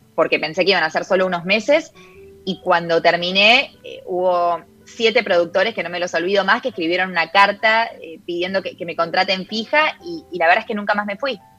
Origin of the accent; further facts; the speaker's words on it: Argentina; first language Spanish; moved away as an adult; now in United States; mi característica de ser argentina, de que el inglés está bien que vivo acá hace 10 años, pero no es mi primera lengua